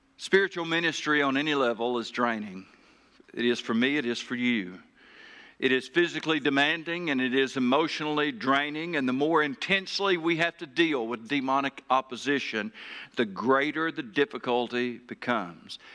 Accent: Taylor, Arkansas, United States; my hometown, uh, Taylor, Arkansas.

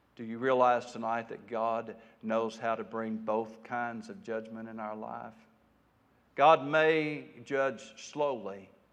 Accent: United States; as American people folk

